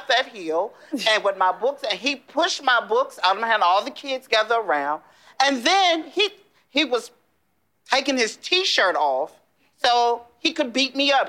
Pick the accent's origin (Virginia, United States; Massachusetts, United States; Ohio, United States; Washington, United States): Virginia, United States; Danville; from Danville, Virginia. I am 53 years old. And I've been gay since I've been old enough to spell it.